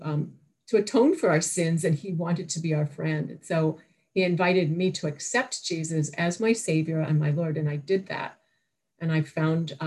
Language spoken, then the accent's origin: English; Toronto, Ontario, Canada; I was born in Toronto, Canada